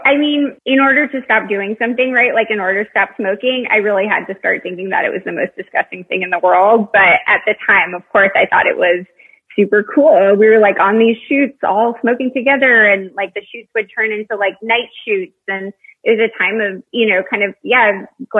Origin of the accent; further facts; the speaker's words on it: California, United States; So I moved around a lot, but I usually say Northern California.